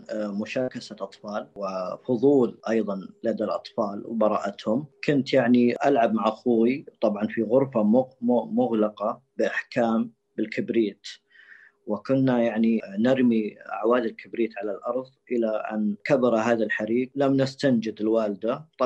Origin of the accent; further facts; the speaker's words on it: Saudi Arabia; وهذا يعتبر مستشفى الملك فيصل من اقوى المستشفيات عندنا في السعوديه